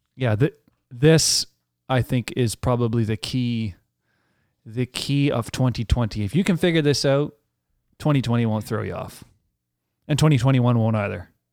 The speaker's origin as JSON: {"language": "English", "country": "Canada", "said": "as a Canadian"}